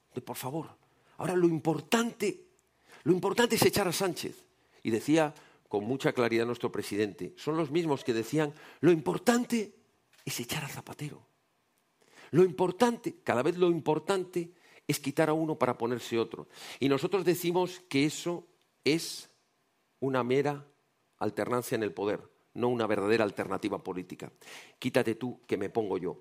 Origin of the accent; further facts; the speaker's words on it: Spain; como españoles